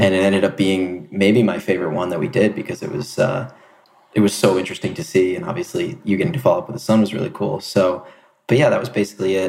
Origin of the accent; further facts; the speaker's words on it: New Jersey, United States; moved away; also born or lived in Boston; I'm originally from South Jersey